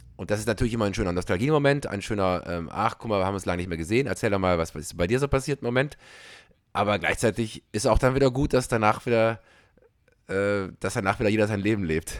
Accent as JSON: {"language": "German", "country": "Belgium", "also_born_or_lived": "Germany", "moved": "yes", "said": "als Belgier"}